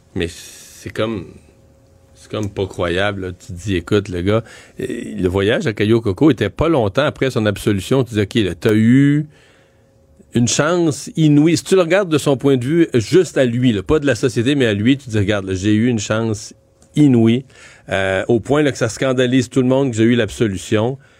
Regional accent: Rivière-du-Loup, Quebec, Canada; moi je suis de Rivière-du-Loup

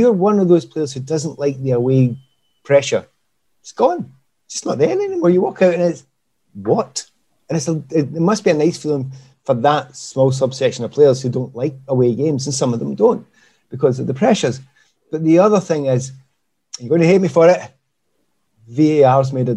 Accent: Glasgow, Scotland, United Kingdom; I'm from the East End of Glasgow

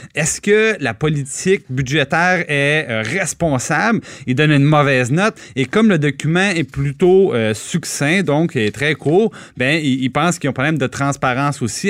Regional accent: Trois-Rivières, Quebec, Canada; j'ai grandi à Trois-Rivières

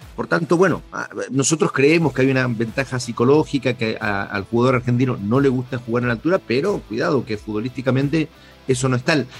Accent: Chile; nuestro país

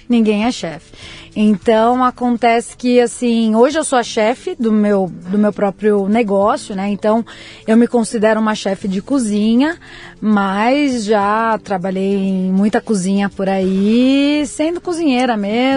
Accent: Itaquaquecetuba, São Paulo, Brazil; moved away as an adult; also born or lived in Mogi das Cruzes; now in Sydney, Australia; Eu nasci em Mogi das Cruzes, mas minha família sempre morou em Itaquaquecetuba, Grande São Paulo.

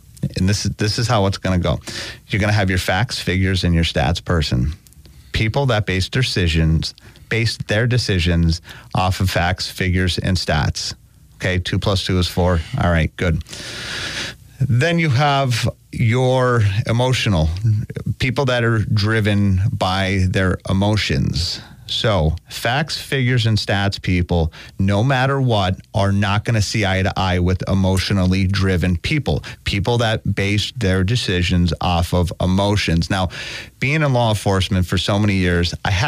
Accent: Scranton, Pennsylvania, United States; I'm a Scrantonian my whole life

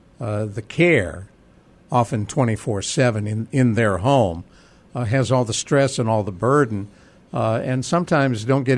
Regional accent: Cleveland, Ohio, United States; now in San Antonio, United States; I grew up in Cleveland, Ohio, and my brother Jim still lives there.

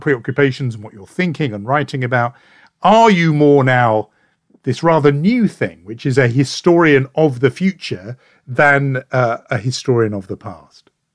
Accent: United Kingdom; as a Brit

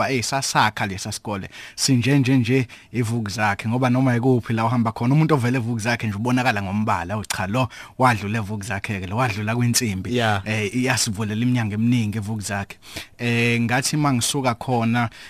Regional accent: Umlazi, KwaZulu-Natal, South Africa; also born or lived in Johannesburg / Pretoria; now in Durban, South Africa; insizwa edabuka eMlazi ngwasemlazi eh ngazalelwa khona eMlazi ngakhulela khona eMlazi

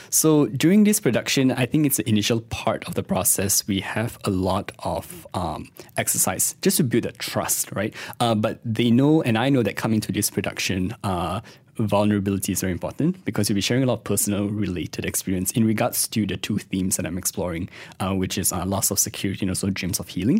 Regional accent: Kuala Lumpur, Malaysia; I was born in, born and raised in K L

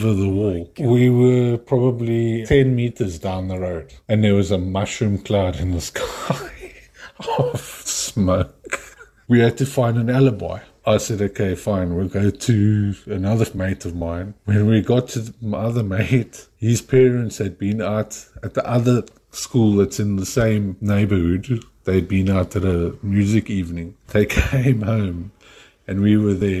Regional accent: Cape Town, Western Cape, South Africa; I'm South African from Cape Town

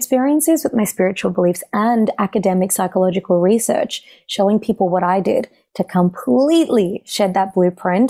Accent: Australia; I'm, you know, a daughter of South Asian immigrants, and so growing up in Australia

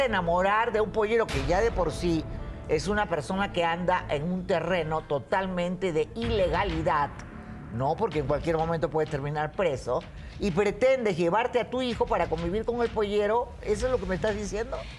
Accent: Acapulco, Guerrero, Mexico; mis padres me engendraron en, Acapulco, por tanto yo soy de ahí

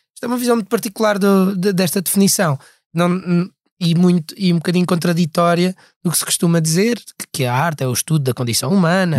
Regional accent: Portugal; accent: European Portuguese

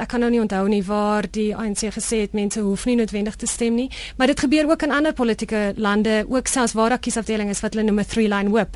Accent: South Africa; moved away

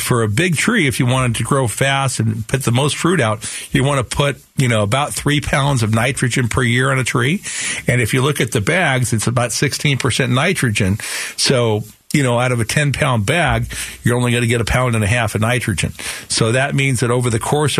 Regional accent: Sunnyslope, Arizona, United States; when I grew up with them in Sunny Slope

